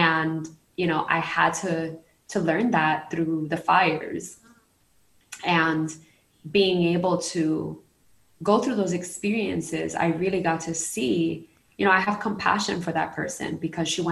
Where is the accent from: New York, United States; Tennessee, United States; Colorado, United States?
New York, United States; New York City; moved away as an adult; now in Puerto Rico; I'm a New Yorican, born and raised in Brooklyn and then in Queens, and now I'm living in Puerto Rico